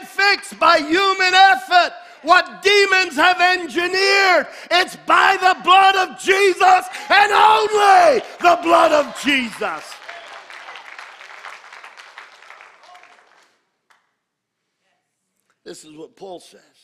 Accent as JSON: {"language": "English", "country": "United States", "said": "I am an American"}